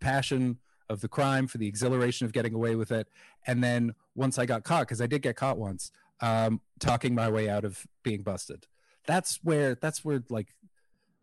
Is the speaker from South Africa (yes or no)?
no; Canada; as a Canadian